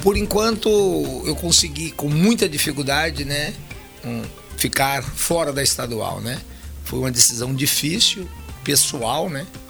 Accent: Itambé, Paraná, Brazil; also born or lived in Maringá, Paraná; now in Costa Rica, Brazil; Eu sou nascido em Itambé, Paraná.

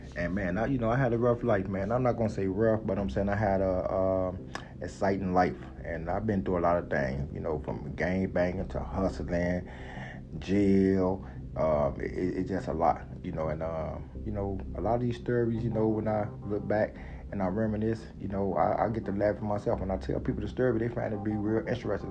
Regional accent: Chicago, Illinois, United States; I'm from Chicago, out west

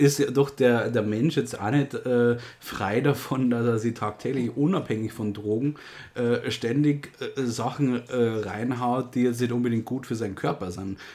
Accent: Germany; bei uns in Deutschland

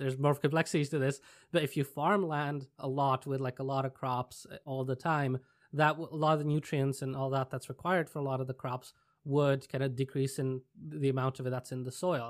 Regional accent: Czechia; moved away; I'm originally from Czech Republic

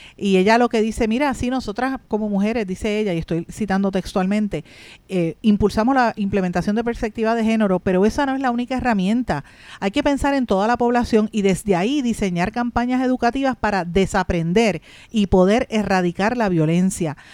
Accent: Puerto Rico; nuestro país

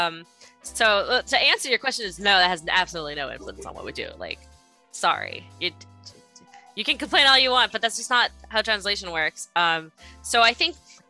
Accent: United States; I'm American

